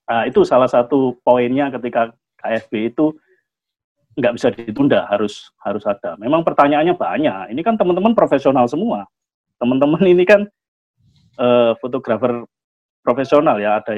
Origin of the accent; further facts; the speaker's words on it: Surabaya, East Java, Indonesia; meskipun secara kedaerahan iya aku orang Surabaya, nggak ada masalah di Surabayanya.